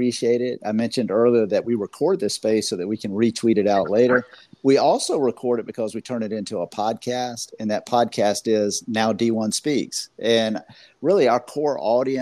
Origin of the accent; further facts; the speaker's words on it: Florida, United States; I'm from Florida